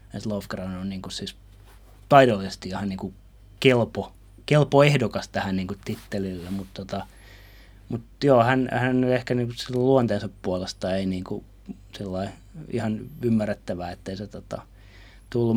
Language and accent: Finnish; Finland; mä oon Suomesta